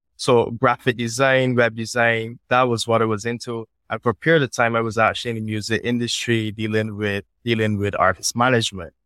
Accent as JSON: {"language": "English", "country": "Barbados", "tie": "born or raised there", "said": "I grew up on the West Coast of Barbados"}